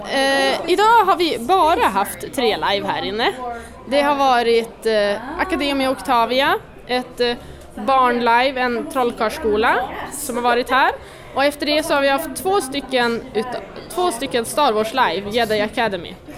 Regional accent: Skellefteå, Västerbotten County, Sweden; jag är från Skellefteå

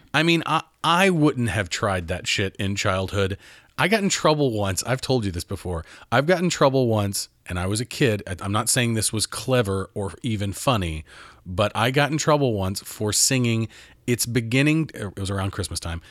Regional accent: Mount Juliet, Tennessee, United States; I was raised in Nashville, Mount Juliet, east of Nashville.

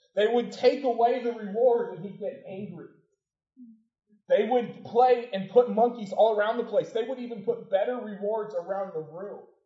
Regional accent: Portland, United States; The house I grew up in Portland is on on a hill

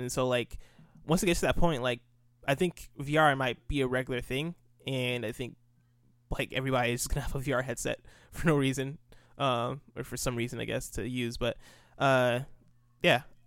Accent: United States; also born or lived in Nigeria; I grew up in America, uh, lived in America from ages zero to ten. Uh, when I turned eleven, moved to Nigeria. Lived in, lived in Nigeria for two years and then moved back

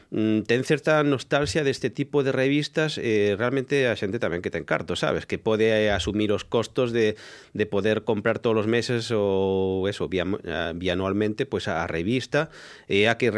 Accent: Galicia, Spain; para min é unha forma de darme a coñecer na miña terra

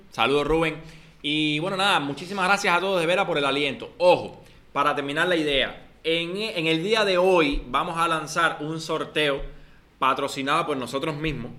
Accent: Cuba

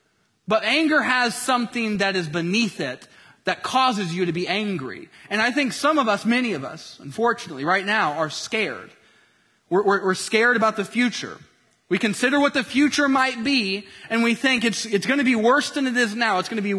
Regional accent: Tennessee, United States; moved away as an adult; now in Southern California, United States; wife and mama of two boys, ages 2 and 4, living in Southern California after a cross-country move from my home state of Tennessee.

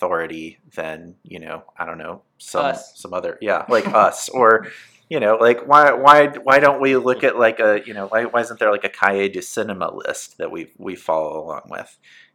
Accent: United States; we're Americans

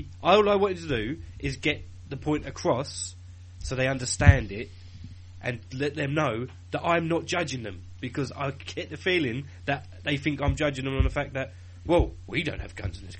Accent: United Kingdom; We're British

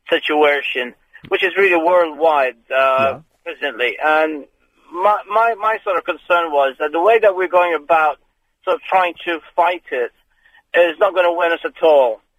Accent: Iran; moved away; I'm personally, I come from the Middle East. I was, I'm a Muslim and I'm a, of an Iranian.

